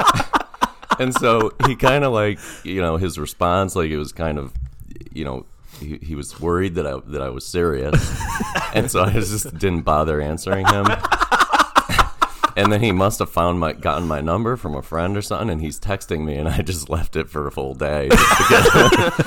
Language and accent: English; Ellington, Connecticut, United States; I grew up in Ellington, Connecticut